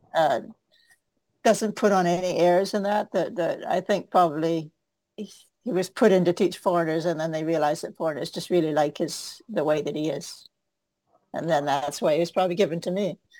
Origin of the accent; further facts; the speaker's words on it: Victoria, Vancouver, British Columbia, Canada; I came from Van- Victoria, Vancouver